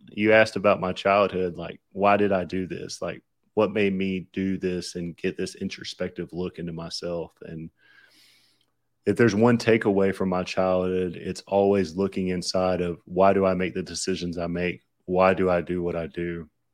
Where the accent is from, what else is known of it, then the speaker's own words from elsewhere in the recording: Southern, United States; accent: Southern; my Southern accent